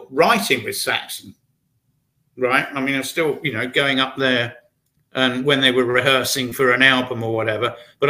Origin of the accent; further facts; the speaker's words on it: Brighton, South East England, United Kingdom; based in my hometown, Brighton, in England.